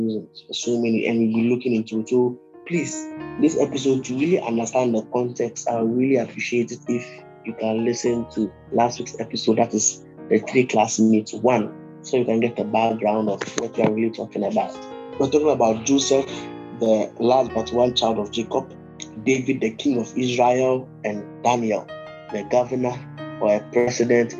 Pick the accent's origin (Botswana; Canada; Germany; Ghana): Ghana; I'm a Ghanaian